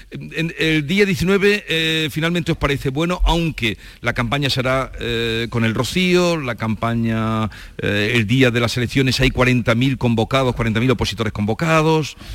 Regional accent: Andalusia, Spain; os he convocado hoy porque estoy en Gaucín. soy los tres malagueños.

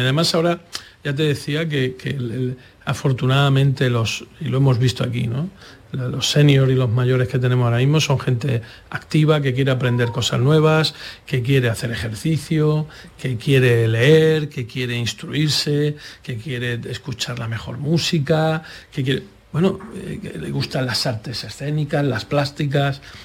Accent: Andalusia, Spain; como andaluces

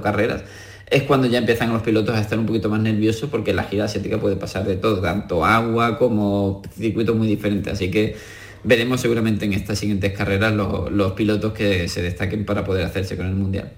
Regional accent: Andalusia, Spain; lo tenemos entre nosotros, entre los andaluces y como español

